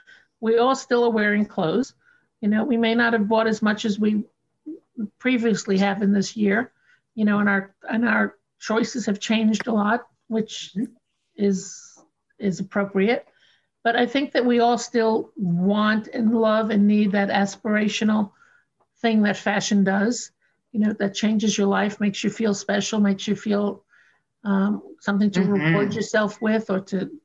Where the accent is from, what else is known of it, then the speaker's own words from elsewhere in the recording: New York, United States; growing up in New York